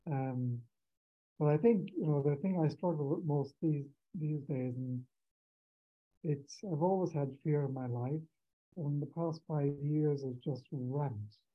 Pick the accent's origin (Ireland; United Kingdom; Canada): Ireland; now in Mexico; I'm um, actually in Mexico. I come from Ireland.